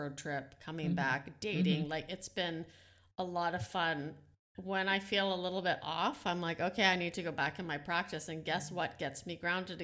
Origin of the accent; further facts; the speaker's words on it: Netherlands; English is a second language; moved away; I'm ESL. I was born in the Netherlands.